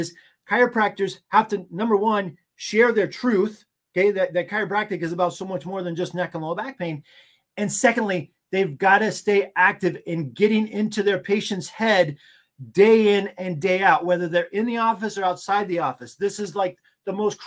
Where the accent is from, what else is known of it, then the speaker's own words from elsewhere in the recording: Maine, United States; But I'm from Maine. Like you said, Maine, United States.